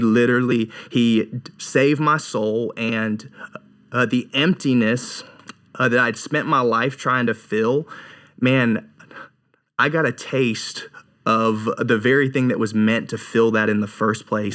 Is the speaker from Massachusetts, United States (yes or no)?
no; Raleigh, North Carolina, United States; I'm originally from Raleigh, North Carolina, and had, like, an average upbringing